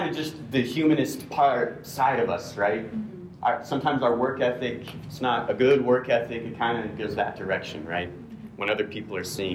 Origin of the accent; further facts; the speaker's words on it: United States; as an American male